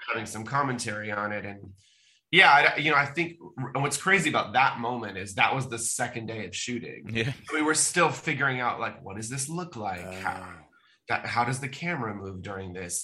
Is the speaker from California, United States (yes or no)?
yes; Bay Area, California, United States; born or raised there